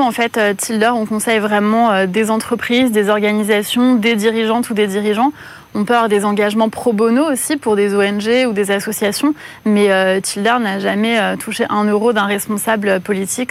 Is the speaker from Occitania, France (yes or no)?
no; Corsica, France; en tant que Corse